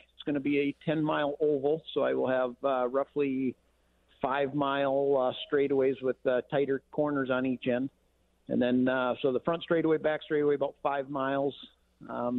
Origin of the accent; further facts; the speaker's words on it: Becker, Minnesota, United States; I am from Becker, Minnesota, owner of the Shock Shop in Becker